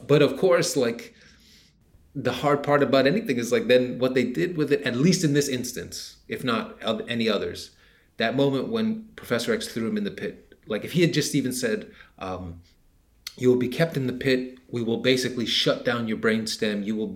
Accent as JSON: {"language": "English", "country": "United States", "said": "I'm an American"}